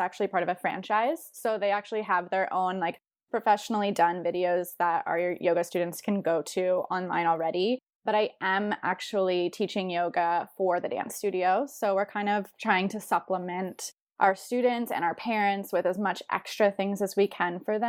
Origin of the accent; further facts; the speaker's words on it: Newport News, Virginia, United States; moved away as an adult; also born or lived in Chicago; I am originally from Newport News, Virginia. So I grew up dancing there.